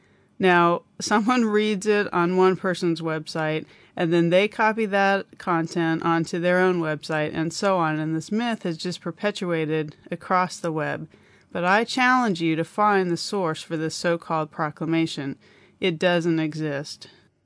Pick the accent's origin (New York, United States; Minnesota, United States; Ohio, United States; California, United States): California, United States; my home state of California